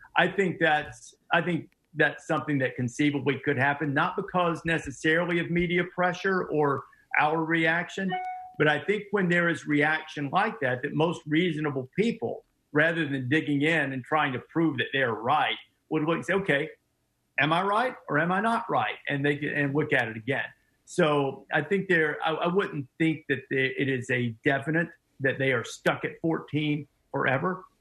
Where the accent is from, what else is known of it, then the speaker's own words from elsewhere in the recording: Muscle Shoals, Alabama, United States; rich uh, musical history of my hometown